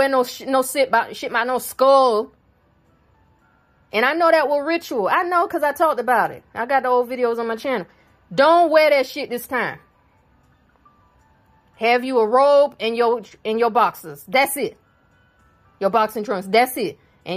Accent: South Carolina, United States; I'm from South Carolina. That's where I live

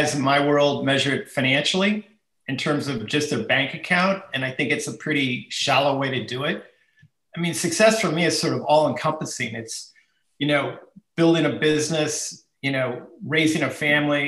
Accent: Chico, California, United States; I actually was born and raised in Chico, so it's a local ski hill

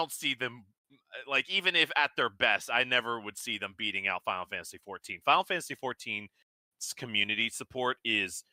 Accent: United States; as an American

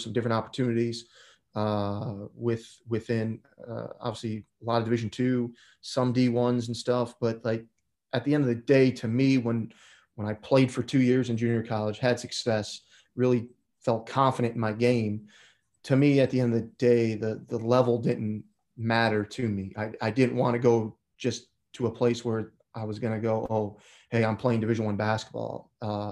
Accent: Chicago, Illinois, United States; also born or lived in Wayne, Nebraska; I grew up on the north side of Chicago in the city

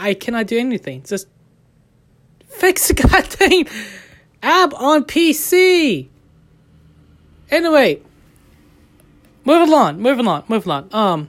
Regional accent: Ohio, United States; I'm actually come from United States, born in Ohio, raised in Ohio, of American way.

